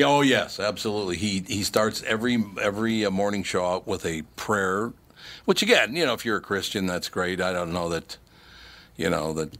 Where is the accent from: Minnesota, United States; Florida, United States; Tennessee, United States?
Minnesota, United States; Minneapolis; I grew up in North Minneapolis